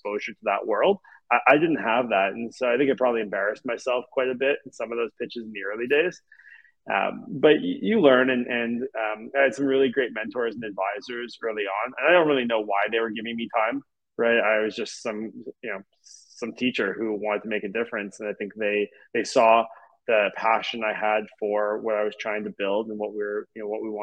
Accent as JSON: {"language": "English", "town": "Montreal", "region": "Quebec", "country": "Canada", "tie": "born or raised there", "said": "I grew up in Montreal"}